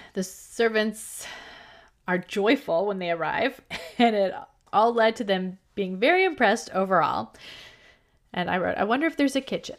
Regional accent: United States; I'm American

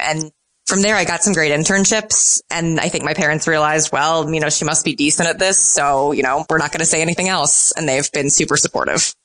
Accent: St. Louis, Missouri, United States; moved away; I was 10 the summer of the home run race, and I'm from St. Louis.

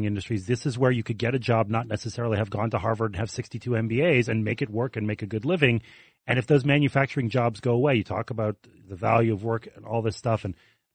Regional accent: Canada; moved away as an adult; now in United States; I'm a Canadian

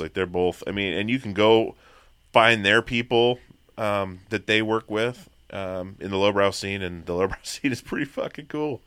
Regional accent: Petersburg, Alaska, United States; also born or lived in Long Beach, Washington; I grew up in Alaska. I grew up, um, I wasn't born there. I was born in Long Beach, Washington, and, uh, four months old, moved to Petersburg, Alaska

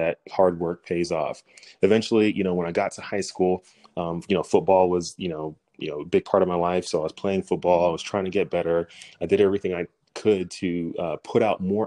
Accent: Dallas, Texas, United States; originally I'm from Dallas, Texas

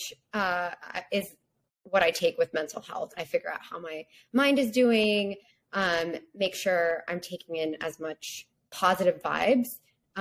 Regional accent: Texas, United States; I'm from Texas

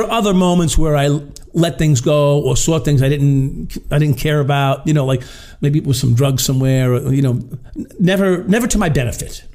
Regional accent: Long Island, New York, United States; also born or lived in Brooklyn; I was a Long Island kid, right? I was born in Brooklyn, but raised on Long Island

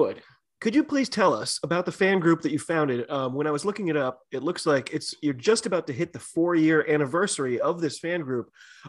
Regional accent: United States; I am your host … I'm an American rugby fan who follows the game wherever I can find it all over the globe.

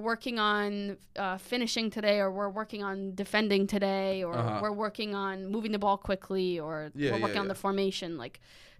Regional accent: Massachusetts, United States; Well, I would say I'm from Massachusetts, but then I would say Western Mass.

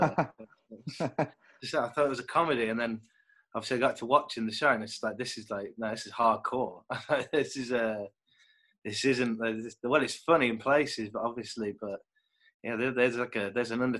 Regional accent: Kidderminster, West Midlands, United Kingdom; moved away; I'm from the Midlands originally. Like, I grew up like in Kidderminster, which is a small town just near the Black Country

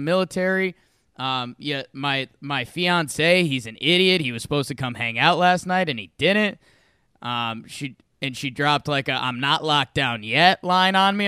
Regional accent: Northeast, United States; now in Denver, United States; I'm from the Northeast

